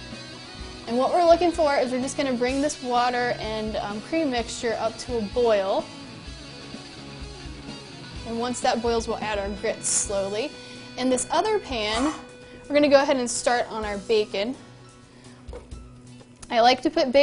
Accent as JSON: {"language": "English", "region": "Virginia", "country": "United States", "tie": "born or raised there", "said": "Growing up in Virginia, we ate a lot of grits"}